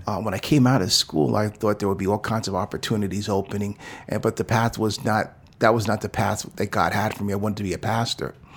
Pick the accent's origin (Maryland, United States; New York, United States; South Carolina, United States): New York, United States; New York City; moved away as an adult; also born or lived in New Jersey; now in Oakland, United States; I was born in New York City, and I grew up in the, uh, in the era when hip hop was just burgeoning above ground.